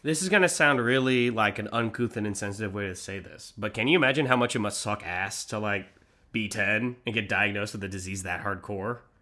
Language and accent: English; Manhattan Beach, California, United States; we grew up in Manhattan Beach